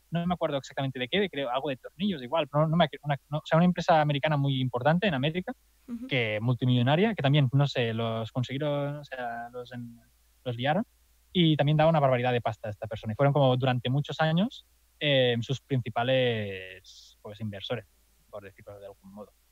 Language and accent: Spanish; Catalonia, Spain; accent: Catalan; soy de Andorra porque claro, porque mi acento catalán no se disimula fácil.